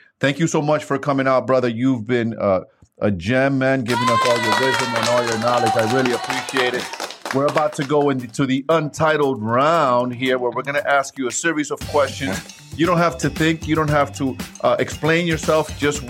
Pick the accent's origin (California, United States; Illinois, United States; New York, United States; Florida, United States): New York, United States; New York City; Right, I come from born and raised in New York City. Come from the hood, and I want to provide.